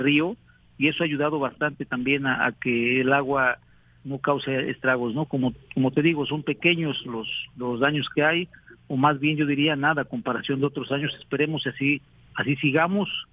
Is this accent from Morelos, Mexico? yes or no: yes; San Carlos, Morelos, Mexico; nuestro pueblo, de mi pueblo, de San Carlos. Ahí vivo a 100 metros de distancia